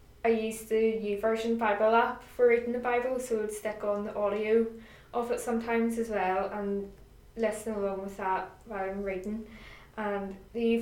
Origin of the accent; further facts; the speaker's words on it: Greyabbey, Northern Ireland, United Kingdom; I am from Grey Abbey, and that is, for anybody who doesn't know, down the Ards Peninsula in County Down. And I live at home with my mum and dad